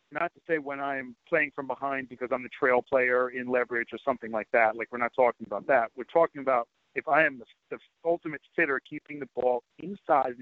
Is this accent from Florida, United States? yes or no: no; New York City, New York, United States; I'm originally from Queens, Long Island area too